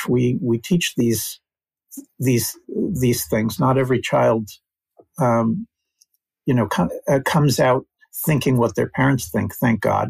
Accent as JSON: {"language": "English", "town": "Princeton", "region": "New Jersey", "country": "United States", "tie": "born or raised there", "moved": "as an adult", "lives_now": "Israel", "said": "mostly I grew up in the United States"}